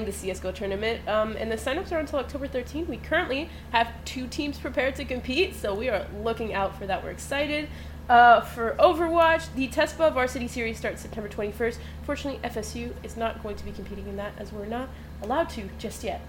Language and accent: English; Switzerland; also born or lived in Miami-Dade, Florida; now in Tallahassee, United States; I guess I'm from Switzerland